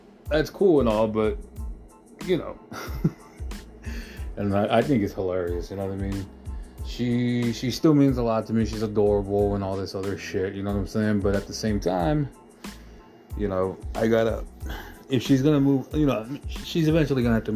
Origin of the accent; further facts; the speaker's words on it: United States; I am American